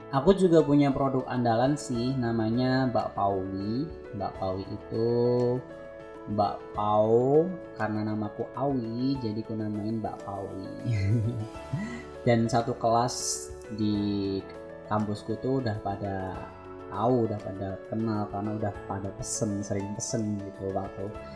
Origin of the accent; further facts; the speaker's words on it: Boyolali, Central Java, Indonesia; also born or lived in Klaten; aku tuh aslinya orang Boyolali